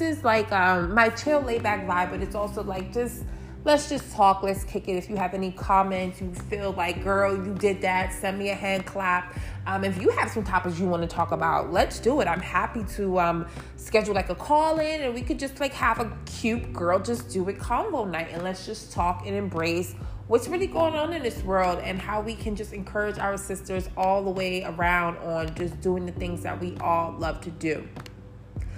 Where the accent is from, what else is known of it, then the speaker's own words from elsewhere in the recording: Baltimore, Maryland, United States; moved away as an adult; also born or lived in Brooklyn, New York / New York City; I was born in Brooklyn, New York, but I was raised in Baltimore, Maryland. So Baltimore will forever be my hometown